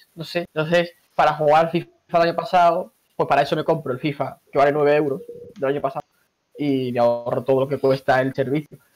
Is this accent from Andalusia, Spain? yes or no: yes; Seville, Andalusia, Spain; yo no soy un sevillano a lo mejor típico de la feria todos, los años